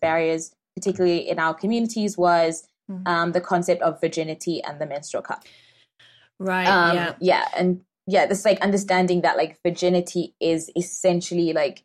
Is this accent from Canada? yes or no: no; Zimbabwe; moved away as an adult; also born or lived in United Kingdom; I'm from Zimbabwe, so it's close to home